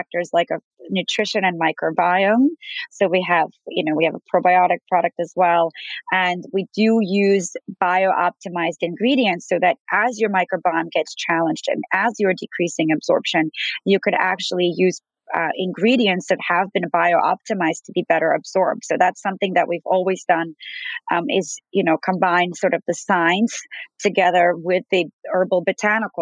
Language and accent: English; New York, United States; As a New Yorker